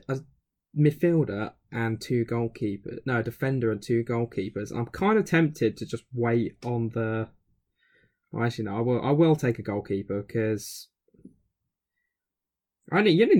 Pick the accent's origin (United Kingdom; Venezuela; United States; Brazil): United Kingdom; England